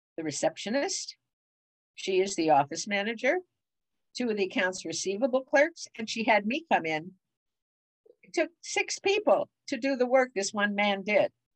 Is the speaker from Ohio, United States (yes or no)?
yes; Cleveland, Ohio, United States; moved away as an adult; also born or lived in Wilkes-Barre, Pennsylvania / Detroit, Michigan / St. Louis, Missouri / University Heights, Ohio; now in California, United States; I was born in Cleveland